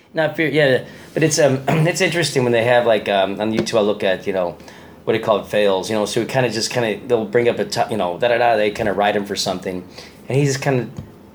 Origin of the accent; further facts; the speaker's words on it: Chicago, Illinois, United States; now in Los Angeles, United States; I'm from Chicago.